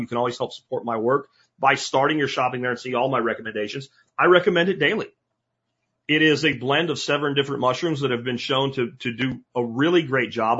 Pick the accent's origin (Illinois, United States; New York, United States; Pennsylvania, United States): Pennsylvania, United States; moved away; as a kid growing up in Pennsylvania